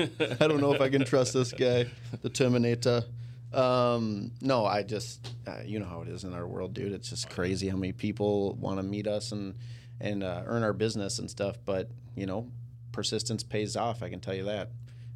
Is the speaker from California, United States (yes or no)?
no; Maple Grove, Minnesota, United States; So my childhood, I grew up in Maple Grove on Boundary Creek Terrace